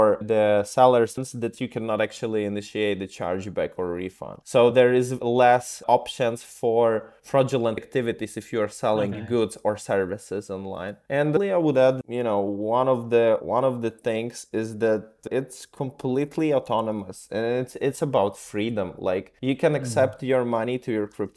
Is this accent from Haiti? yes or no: no; Ukraine; moved away; I'm originally from Ukraine